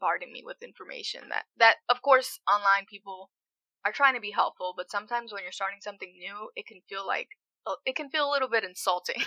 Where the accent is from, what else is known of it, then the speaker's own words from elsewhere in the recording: Springfield, Massachusetts, United States; my mom and dad, they're Puerto Rican. And I was born in Massachusetts, in Springfield